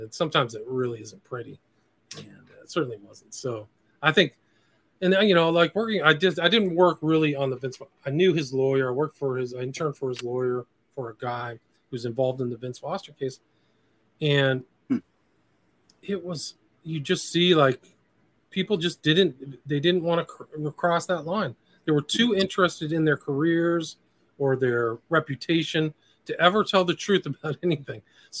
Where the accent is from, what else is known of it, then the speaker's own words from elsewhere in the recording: Nebraska, United States; born there; You have to remember, like I was born in Nebraska. I have a kind of semi-Midwestern sensibility.